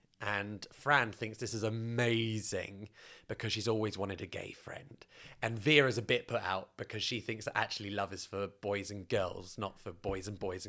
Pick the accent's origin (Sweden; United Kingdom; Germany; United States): United Kingdom; first of all, to work in Canada as a British person is quite easy.